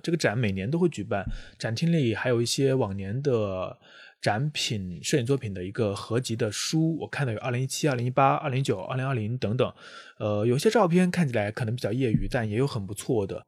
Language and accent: Chinese; Jiangxi, China; 作为一个南方人，我虽然老家在江西是会下雪的，但是确实没有见过这么多的雪